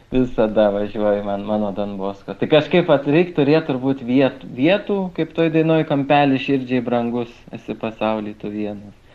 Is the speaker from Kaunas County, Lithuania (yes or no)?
yes; Kaunas, Kaunas County, Lithuania; moved away as an adult; now in Kėdainiai, Lithuania; aš, kadangi esu kaunietis